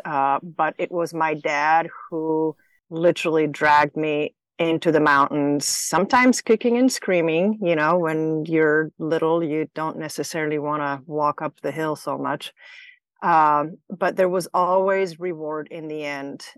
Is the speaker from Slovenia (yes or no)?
yes; Slovenia; moved away; I grew up in former Yugoslavia, uh, in a small little country on a northwest corner in Slovenia bordering Italy and Austria